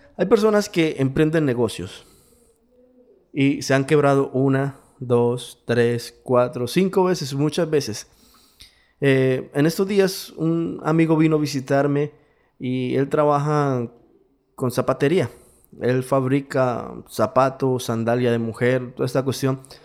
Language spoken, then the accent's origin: Spanish; Colombia; Yo soy latino, vivo en Latinoamérica, mi país es Colombia, soy colombiano